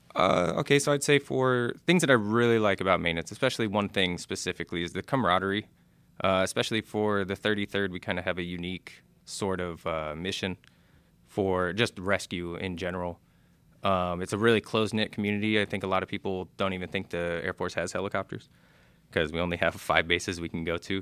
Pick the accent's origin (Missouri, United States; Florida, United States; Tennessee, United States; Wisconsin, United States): Florida, United States; Clearwater; moved away; I'm from Clearwater, Florida.